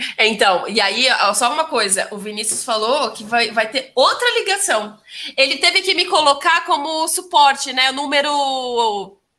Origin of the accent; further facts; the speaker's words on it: Ribeirão Preto, São Paulo, Brazil; eu sou de Ribeirão